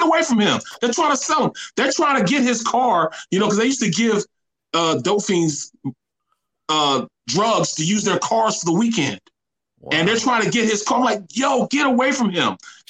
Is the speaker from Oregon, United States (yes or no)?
no; Kinloch, Missouri, United States; I'm from Kenlock in St. Louis. Kenlock is like, had the fifth highest crime rate per capita.